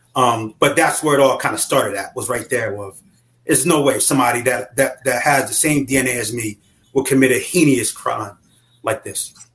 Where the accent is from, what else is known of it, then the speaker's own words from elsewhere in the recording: Wilmington, Delaware, United States; I'm originally from Wilmington, Delaware, um, where I was where where I grew up